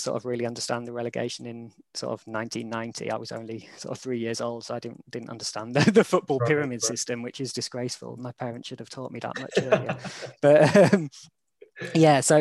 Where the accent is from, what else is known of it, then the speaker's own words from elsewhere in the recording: York, Yorkshire and the Humber, United Kingdom; moved away as an adult; also born or lived in London; now in Sheffield, United Kingdom; I grew up in York and then went to Sheffield for uni and then moved down to London for sort of eight years I lived there.